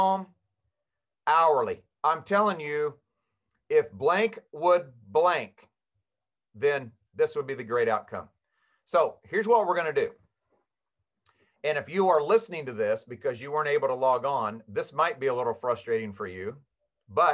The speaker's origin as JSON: {"language": "English", "region": "Kansas", "country": "United States", "tie": "born or raised there", "said": "I was born and raised in Kansas"}